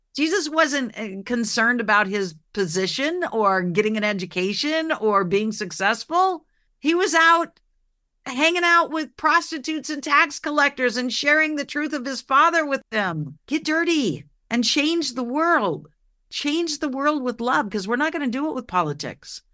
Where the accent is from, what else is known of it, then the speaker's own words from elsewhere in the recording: Oregon, United States; I grew up in Oregon